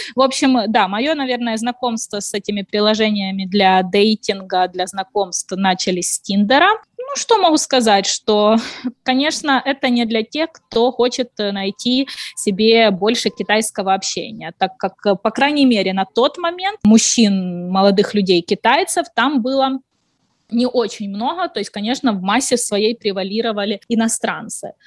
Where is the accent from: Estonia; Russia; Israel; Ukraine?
Ukraine; moved away as an adult; also born or lived in China; now in Hangzhou, China; Я из Украины, живу в Китае уже больше пяти лет